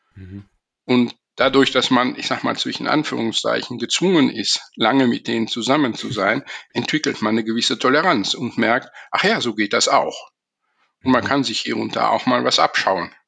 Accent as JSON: {"language": "German", "country": "Belgium", "tie": "born or raised there", "first_language": "German and French", "said": "Also ich bin in einem kleinen Dorf aufgewachsen in Belgien"}